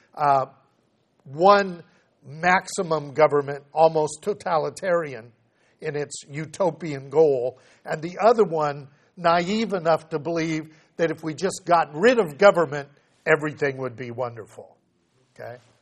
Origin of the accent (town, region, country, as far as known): United States